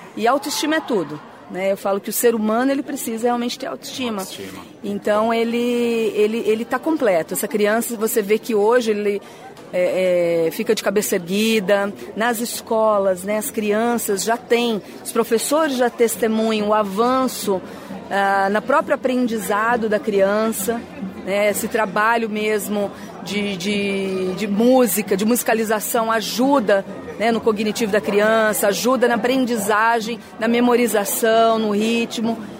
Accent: Santa Isabel, São Paulo, Brazil; Eu não só sou prefeita, como sou nascida e criada aqui em Santa Isabel

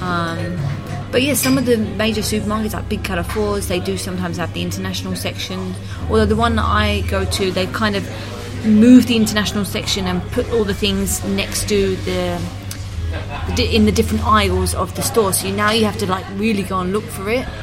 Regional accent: United Kingdom; now in Madrid, Spain; being British

